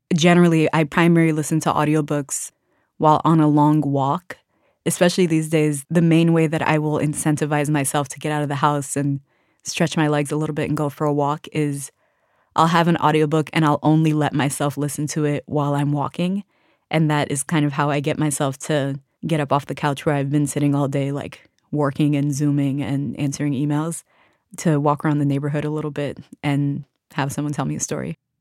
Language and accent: English; Washington, District of Columbia, United States; I grew up in Washington, D C, surrounded by other Sudanese people